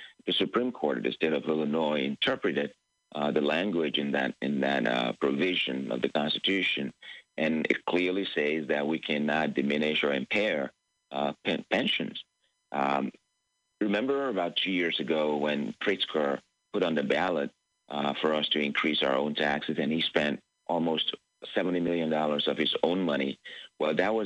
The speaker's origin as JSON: {"language": "English", "region": "Lagos", "country": "Nigeria", "tie": "born or raised there", "moved": "as an adult", "lives_now": "United States", "said": "I was born in Lagos, Nigeria, and I grew up under a dictatorship"}